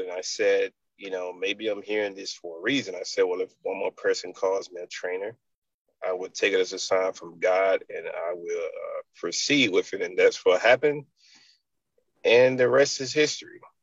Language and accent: English; Enfield, North Carolina, United States; moved away; also born or lived in Raleigh/Wake Forest, North Carolina; I'm from a little town called Enfield.